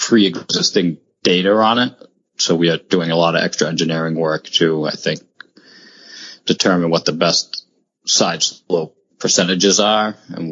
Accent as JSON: {"language": "English", "town": "Gloucester", "region": "Massachusetts", "country": "United States", "tie": "born or raised there", "said": "Born and raised in Gloucester, Mass., which is two towns away"}